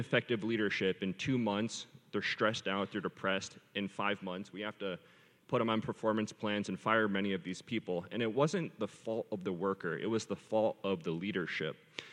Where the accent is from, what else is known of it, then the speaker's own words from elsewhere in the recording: United States; as an American